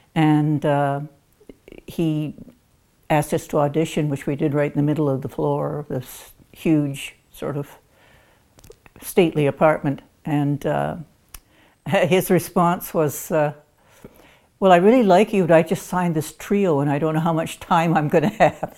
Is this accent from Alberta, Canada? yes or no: no; Chatham, Ontario, Canada; I was born and raised in Chatham, Ontario, and I come from a musical family